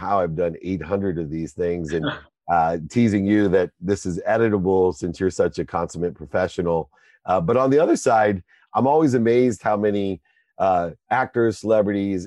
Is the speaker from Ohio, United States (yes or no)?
yes; Akron, Ohio, United States; I'm from Akron, Ohio